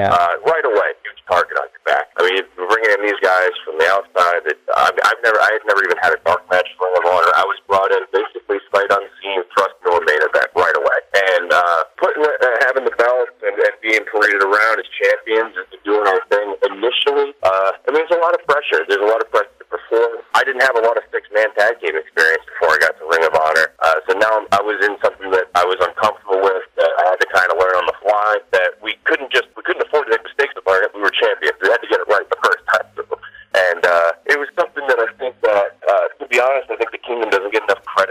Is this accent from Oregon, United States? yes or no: no; Massachusetts, United States; Lowell, which is in my home state of Massachusetts